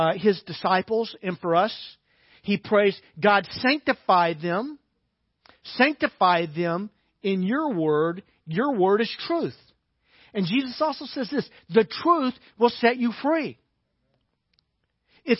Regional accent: Little Rock, Arkansas, United States; when I was growing up in Little Rock

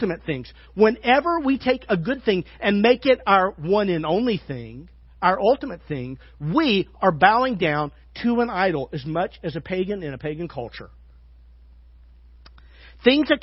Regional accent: Arkansas, United States; now in Fairfield, United States; I'm from Arkansas. You know what that means? That means we're very religious.

